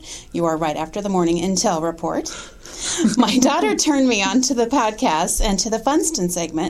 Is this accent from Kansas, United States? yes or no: yes; Iola, Kansas, United States; I hail from Iola, and my wife is from Bern, Kansas.